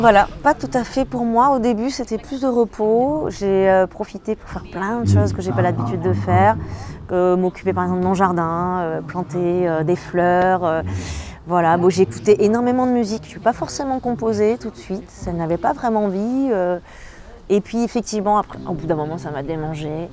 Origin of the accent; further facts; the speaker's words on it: Réunion; de chez moi, parce que je suis réunionnaise, je viens de l'île de la Réunion